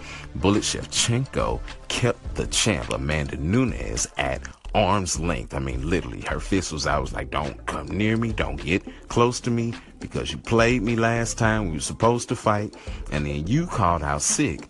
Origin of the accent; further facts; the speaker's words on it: Nigeria; I am Nigerian